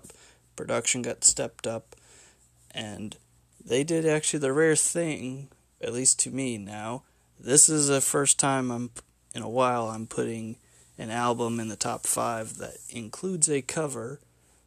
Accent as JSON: {"language": "English", "town": "Bloomington", "region": "Indiana", "country": "United States", "tie": "born or raised there", "said": "my hometown of Bloomington, Indiana"}